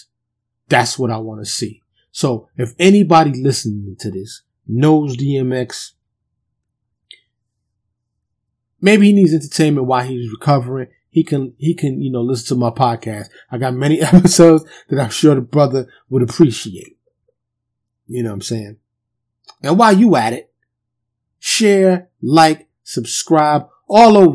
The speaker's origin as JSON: {"language": "English", "region": "New York", "country": "United States", "said": "I'm from New York"}